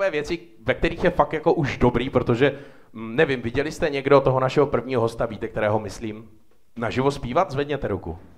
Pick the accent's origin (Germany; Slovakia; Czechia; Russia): Czechia; České Budějovice, South Bohemian Region; now in Prague, Czechia; Já jsem z Budějce